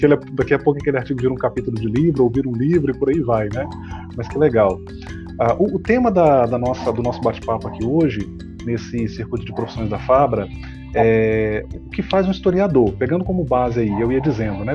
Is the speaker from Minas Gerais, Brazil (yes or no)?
no; Cariacica, Espírito Santo, Brazil; no município de Cariacica, minha terra